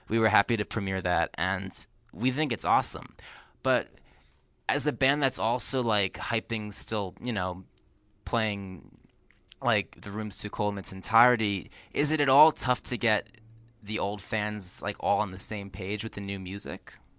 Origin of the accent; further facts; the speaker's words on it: New Jersey, United States; where I grew up in New Jersey